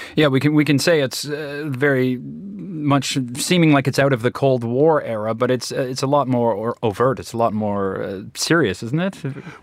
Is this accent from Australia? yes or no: no; Canada; as a Canadian